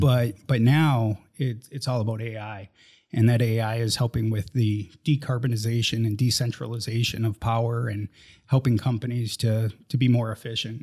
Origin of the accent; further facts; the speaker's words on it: Minnesota, United States; moved away; I grew up in Minnesota. Never thought I'd leave, uh, Minnesota